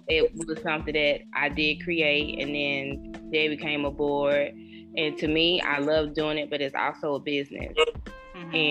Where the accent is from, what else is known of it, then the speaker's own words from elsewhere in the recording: Anderson, South Carolina, United States; now in Greenville, United States; I am originally from Anderson, South Carolina